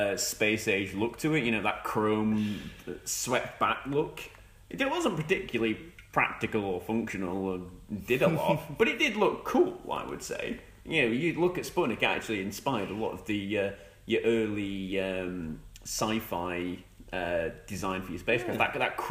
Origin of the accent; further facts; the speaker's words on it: Yorkshire and the Humber, United Kingdom; I'm a Yorkshireman